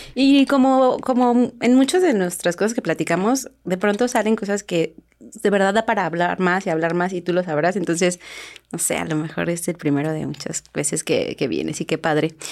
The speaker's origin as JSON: {"language": "Spanish", "country": "Mexico", "said": "somos mexicanos"}